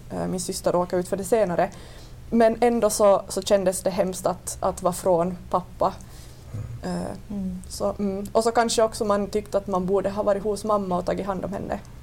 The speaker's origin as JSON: {"language": "Swedish", "town": "Vörå", "region": "Ostrobothnia", "country": "Finland", "said": "jag kommer från Vörå."}